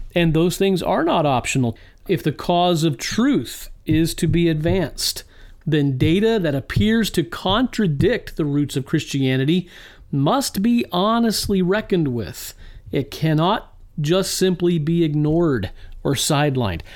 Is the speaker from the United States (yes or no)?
yes; Virginia, United States; now in Illinois, United States; the beautiful state of Virginia. My my home state where I was, uh, born and raised